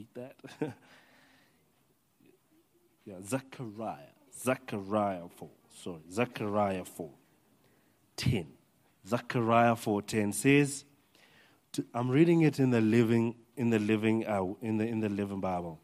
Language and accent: English; Limpopo, South Africa; moved away; my hometown in Limpopo